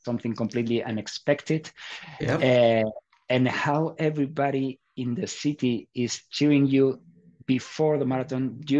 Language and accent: English; Barcelona, Catalonia, Spain; also born or lived in Andorra; now in Madrid, Spain; I was born in Barcelona. I'm an Andorran citizen